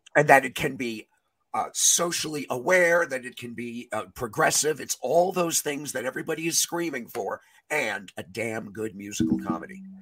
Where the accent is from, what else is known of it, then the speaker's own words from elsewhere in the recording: New York City, New York, United States; I grew up in New York City